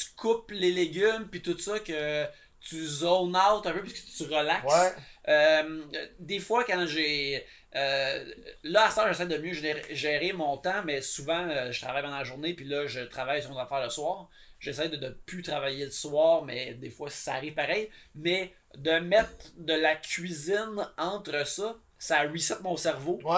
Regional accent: Abitibi, Quebec, Canada; je viens d'Abitibi

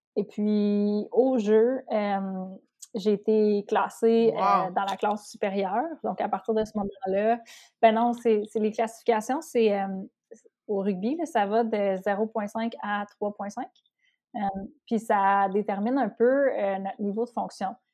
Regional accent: Outaouais, Quebec, Canada; je viens de l'Outaouais, donc ma, ma gang d'Outaouais

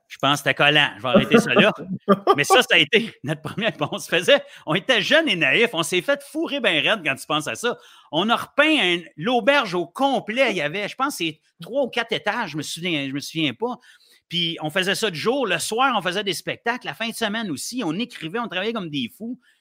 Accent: Sainte-Agathe-des-Monts, Quebec, Canada; also born or lived in Ottawa, Ontario / Gatineau, Quebec / Montreal, Quebec; j'ai grandi à Sainte-Agathe-des-Monts dans le temps où il n'y avait pas grand-chose

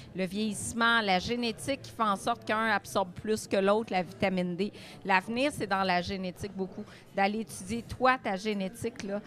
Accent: Gatineau, Quebec, Canada; moved away as an adult; now in Montreal, Canada; je viens de l'Outaouais, j'adore la région. Honnêtement, je serais restée là-bas

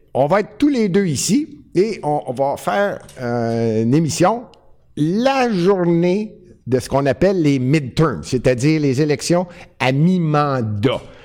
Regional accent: Montreal, Quebec, Canada; c'est Montréal, puis je suis Montréalais

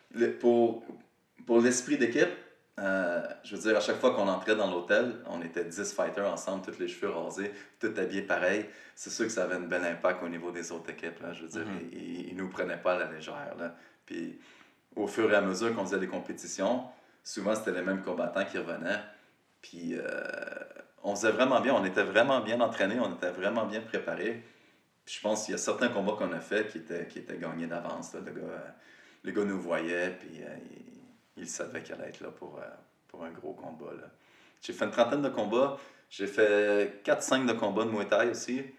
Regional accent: Rivière-du-Loup, Quebec, Canada; moved away as an adult; also born or lived in Montreal; j'étais parti de Rivière-du-Loup, j'avais déménagé à Montréal

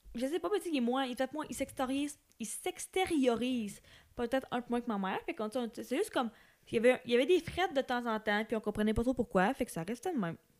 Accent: Amos, Quebec, Canada; la maison où est-ce que j'ai grandi à Amos

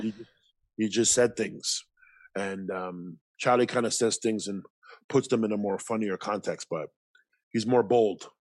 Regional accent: Toronto, Ontario, Canada; growing up in Toronto, you grew up around Filipinos, Jamaicans, Guyanese, Trinis, Lebanese, Argentinians

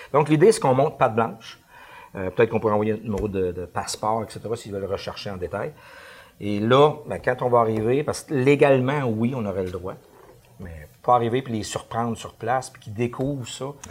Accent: Canada; on est Canadien

